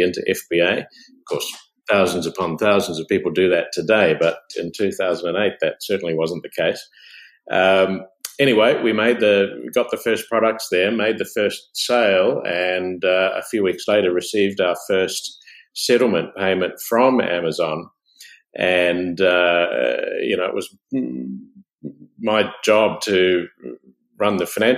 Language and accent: English; New Zealand; moved away as an adult; also born or lived in United States; I'm from a country area of New Zealand, from a family of orchardists